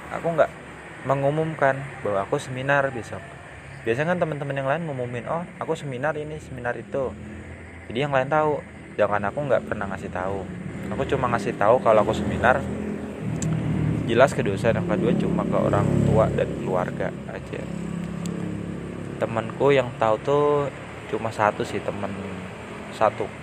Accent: Depok, West Java, Indonesia; aku pengen balik ke kampungku kan ke Depok pas lebaran

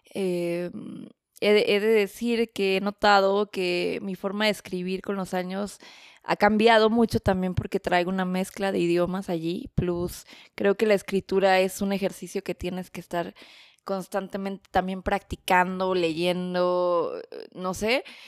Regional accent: Mexico City, Mexico; first language Spanish; moved away as an adult; also born or lived in Berlin, Germany; now in Stuttgart, Germany; soy originaria de la Ciudad de México, del norte de la ciudad, de la hermosa parte colonia

